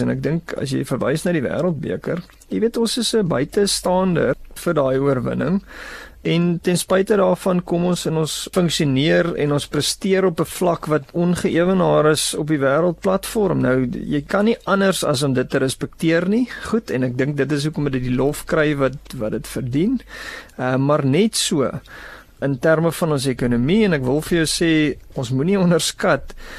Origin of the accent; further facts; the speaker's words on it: South Africa; as Suid-Afrikaners